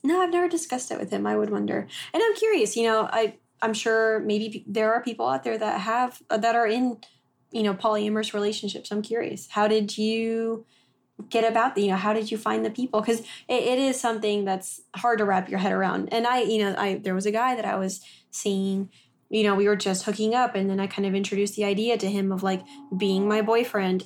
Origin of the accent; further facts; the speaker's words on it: Texas, United States; moved away as an adult; also born or lived in Oklahoma; we grew up in Texas, and then I went to school in Oklahoma